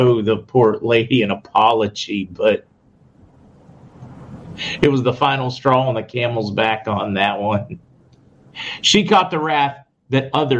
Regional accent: Indiana, Pennsylvania, United States; I'm from Western PA, Tammy. The charming little town of Indiana, Pennsylvania.

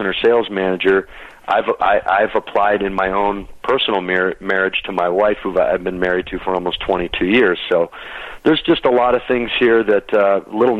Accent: Michigan, United States; now in Denver, United States; I grew up in Michigan

